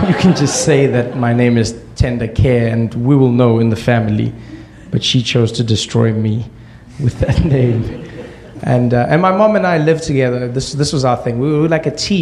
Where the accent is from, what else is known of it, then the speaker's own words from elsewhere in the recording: South Africa; we grew up in South Africa during apartheid